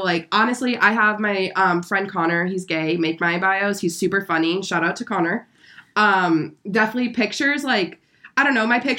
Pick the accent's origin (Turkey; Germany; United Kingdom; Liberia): Germany; born there; I was born in Germany, so does that make me a German chocolate?